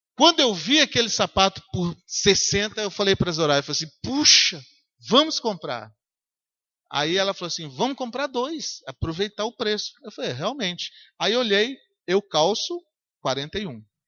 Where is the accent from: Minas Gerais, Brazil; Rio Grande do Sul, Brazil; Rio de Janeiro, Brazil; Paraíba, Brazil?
Minas Gerais, Brazil; Governador Valadares; moved away; eu passei na rua onde eu nasci